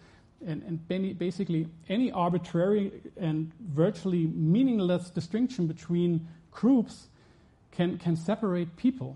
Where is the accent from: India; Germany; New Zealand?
Germany; I'm from Germany